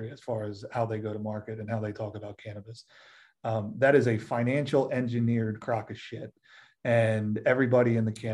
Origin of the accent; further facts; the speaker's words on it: Philadelphia, Pennsylvania, United States; moved away; I'm from Philly